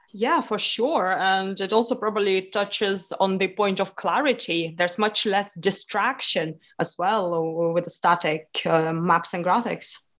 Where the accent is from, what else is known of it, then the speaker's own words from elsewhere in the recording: Lithuania; I grew up in Lithuania, okay. which is on the east part of uh, the Europe.